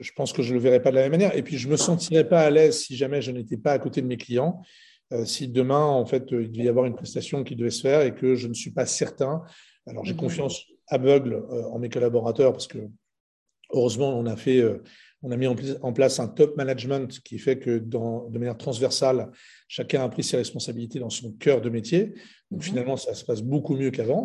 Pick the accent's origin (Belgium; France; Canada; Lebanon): Lebanon; je suis libanais